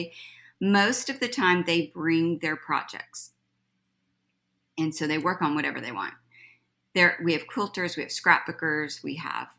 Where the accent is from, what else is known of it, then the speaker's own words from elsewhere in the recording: Mullin, Texas, United States; also born or lived in Austin, Texas / Temple, Texas; I'm native Texan, grew up in a small town, Mullen, Texas